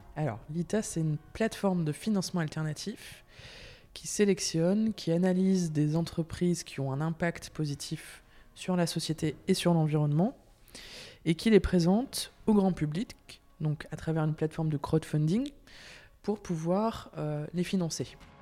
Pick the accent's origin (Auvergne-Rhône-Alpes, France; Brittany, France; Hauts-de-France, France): Hauts-de-France, France; Lille; moved away as an adult; now in Belgium; je viens de Lille, du nord de la France